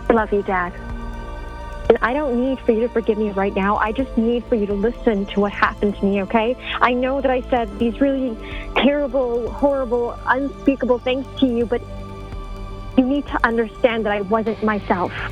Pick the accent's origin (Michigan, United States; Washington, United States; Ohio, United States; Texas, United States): Ohio, United States; Cleveland; I'm not from Toronto. Oh, I didn't know that it was related to other cities. They're around the world. I'm from Cleveland.